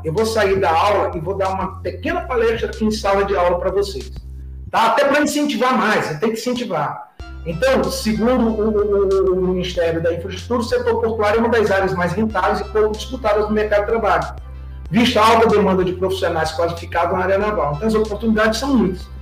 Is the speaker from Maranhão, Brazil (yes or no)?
yes; São Luís, Maranhão, Brazil; moved away; also born or lived in Rio de Janeiro; eu sou natural de São Luís, embora 40 anos de Rio de Janeiro